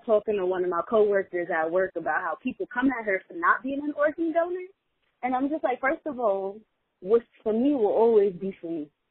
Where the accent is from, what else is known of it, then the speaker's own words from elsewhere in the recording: New York City, New York, United States; as a New Yorker